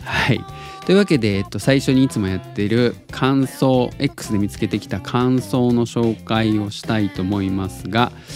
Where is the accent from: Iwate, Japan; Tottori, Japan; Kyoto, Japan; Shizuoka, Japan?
Tottori, Japan; now in Osaka, Japan; 鳥取生まれギターポップ育ちの刑事です大阪市在住です